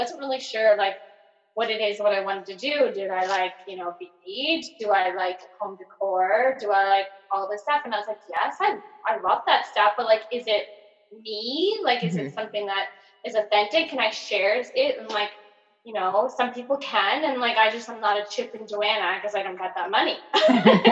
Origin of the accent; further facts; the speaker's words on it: rural Nova Scotia, Canada; accent: very Nova Scotian; I grew up in like small rural Nova Scotia